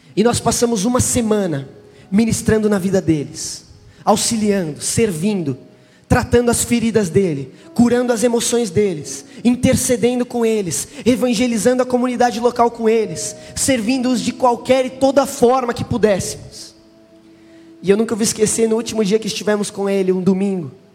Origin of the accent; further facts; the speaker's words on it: Brazil; eu sou do Brasil